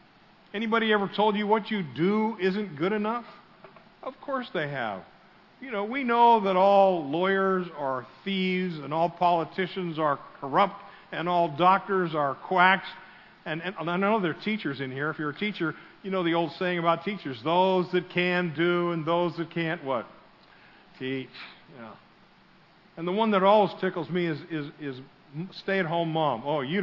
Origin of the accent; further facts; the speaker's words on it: Pennsylvania, United States; some people don't like me because I'm from Pennsylvania. My parents moved here in 1968, and there are still people that consider me a Yankee.